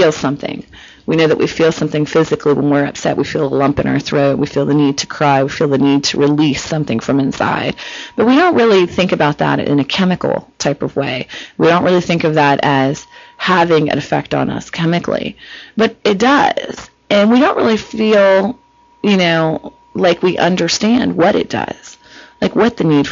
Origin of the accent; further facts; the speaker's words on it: Cincinnati, Ohio, United States; moved away as an adult; now in California, United States; I'm from Cincinnati